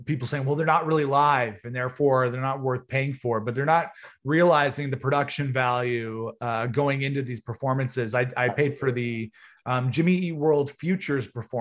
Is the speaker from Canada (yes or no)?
yes; Canada; being Canadian fans